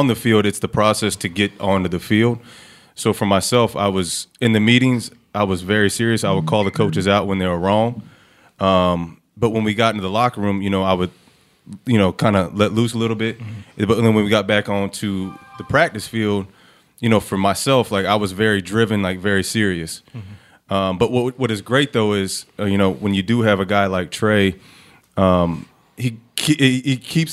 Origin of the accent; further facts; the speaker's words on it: Clayton, Ohio, United States; also born or lived in Dayton, Ohio; Grew up in Clayton, 937